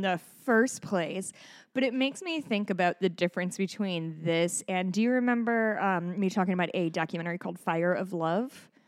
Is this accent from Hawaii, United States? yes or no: yes; Hawaii, United States; I am a Hawaiian.